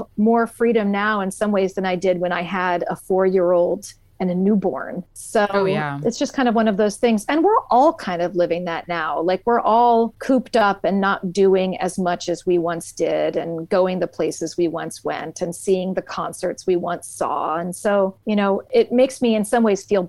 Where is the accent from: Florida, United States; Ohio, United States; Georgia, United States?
Ohio, United States; Columbus; I live in Columbus, Ohio, which is my hometown. I've lived here my whole life